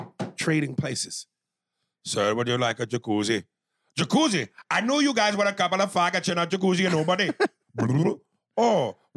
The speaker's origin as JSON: {"language": "English", "region": "Florida", "country": "United States", "tie": "born or raised there", "also_born_or_lived": "Philadelphia, Pennsylvania / Italy", "moved": "as an adult", "said": "My mother then relocated herself, my sister and I, down to Florida. I stayed there till I graduated high school"}